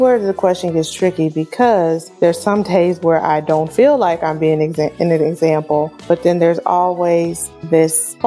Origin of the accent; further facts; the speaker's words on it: Wichita, Kansas, United States; growing up in Wichita, Kansas